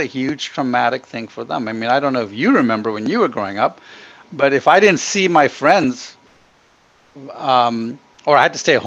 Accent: Ghana; also born or lived in Middle East / India (ancestry); now in United States; I was born in Ghana and grew up in Africa

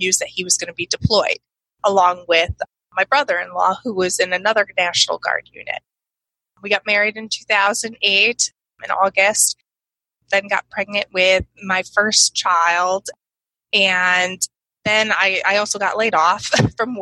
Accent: Connecticut, United States; now in Peoria, United States; He came to my hometown, which wasn't too far from his, but I had never gone to that part of Connecticut, really, even though Connecticut's really small

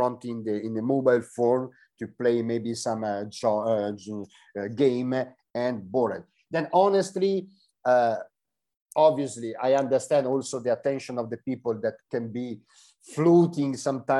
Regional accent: Italy; I'm here from Italy and I'm, I don't know, in the opposite side of the world

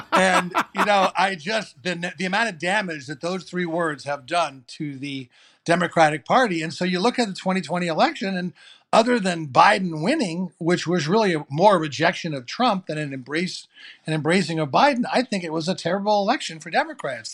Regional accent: New York City, New York, United States; I grew up in New York City

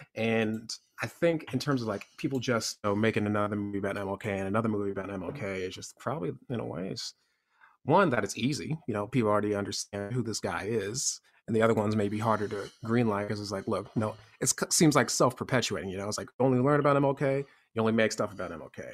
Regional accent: Florida, United States; I grew up in the South, I grew up in Florida

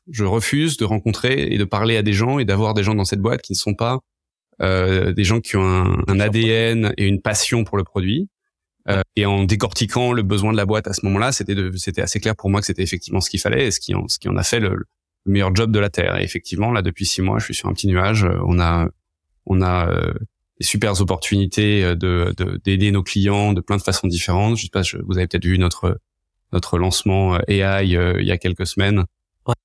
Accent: Paris, Île-de-France, France; moved away as an adult; now in San Francisco, United States; Je suis né euh, il y a quelques années à Paris. Euh, là maintenant ça fait dix ans que j'habite à San Francisco.

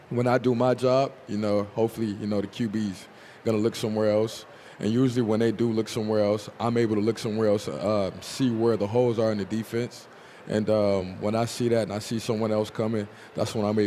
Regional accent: Tulsa, Oklahoma, United States; now in Seattle, United States; back at home. Tulsa, we got all four seasons

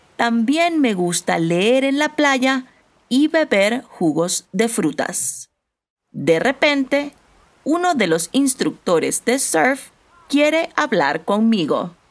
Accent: Panama; now in Mexico; Soy de Panamá, pero vivo en México.

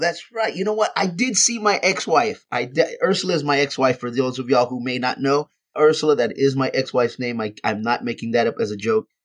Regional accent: Texas, United States; moved away; back in my hometown in front of my, my family and my friends

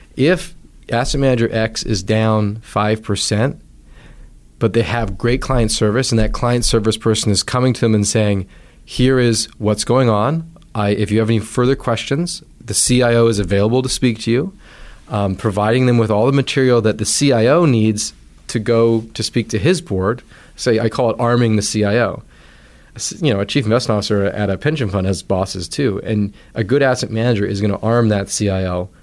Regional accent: Vancouver Island, British Columbia, Canada; moved away as an adult; also born or lived in United States; I grew up knowing on Vancouver Island.

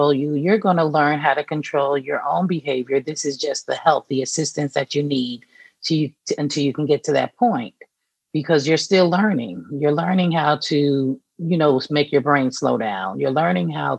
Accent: New York, United States; accent: Northeast; moved away as an adult; also born or lived in Atlanta, Georgia / Tuskegee, Alabama; now in Atlanta area, United States; I'm from New York. I'm originally from New York. I've been in Georgia for over 20 years, but I'm from New York

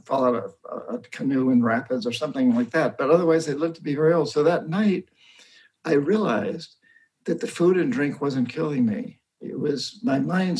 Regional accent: New Hampshire, United States; moved away as an adult; I grew up in New Hampshire. I come from roughly 300 years of Yankee Calvinist

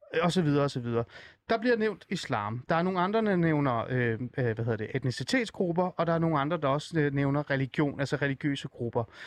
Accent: Iran; now in Denmark; jeg kommer oprindeligt fra Iran

